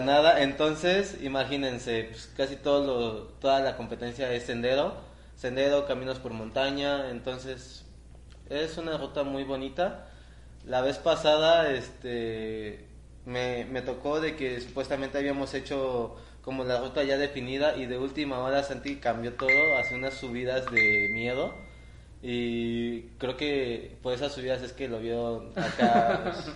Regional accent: Valle de Bravo, State of Mexico, Mexico; soy allá de Valle de Bravo

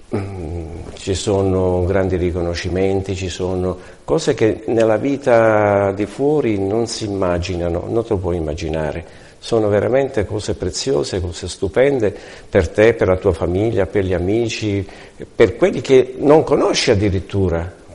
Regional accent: Italy; now in Palma de Mallorca, Spain; vengo da Palma di Maiorca, sono italiano

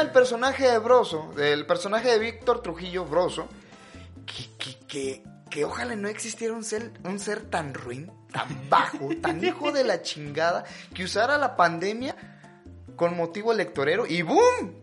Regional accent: Mexico; soy un mexicano flexible

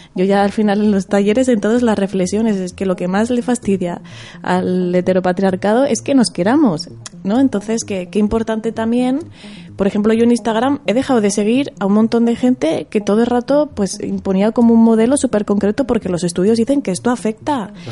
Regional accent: Zaragoza, Aragon, Spain; yo vengo de Zaragoza, ¿no? De allí de, está la Plaza del Pilar, que hay muchas palomas, ¿no? Y yo siempre digo de broma, como cuando iba de pequeña a la Plaza del Pilar

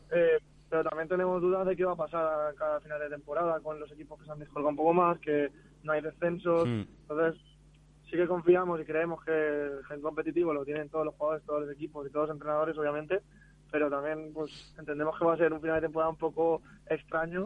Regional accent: Picanya, Valencian Community, Spain; yo soy de Picaña, soy de pueblo al lado

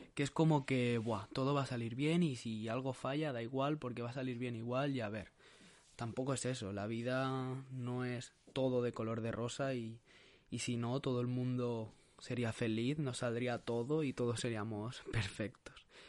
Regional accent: Sabadell, Catalonia, Spain; soy un chico de Barcelona, de Sabadell

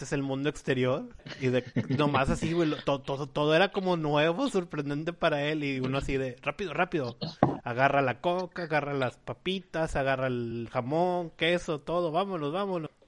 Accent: Mexico City, Mexico; ¿De dónde eres? No, pues jefe, pues yo, yo de la Ciudad de México, jefe

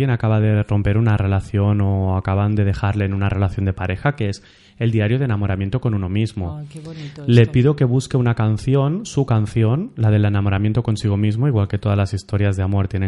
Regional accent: Villores, Valencian Community, Spain; cuando era pequeño en Villores que el sitio de fuente de juguetes era el basurero municipal.

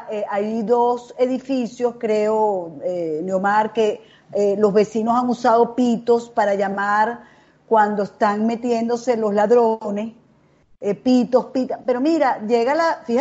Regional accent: Caracas, Capital District, Venezuela; yo soy de la Florida, pero yo, estando en bachillerato, hice un festival que se llamaba el Festival de la Carrera del Sol donde era una competencia, dos noches de colegios de Caracas

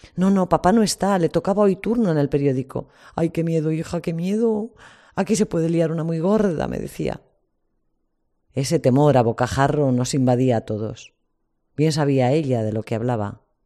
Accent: Spain; Como españoles

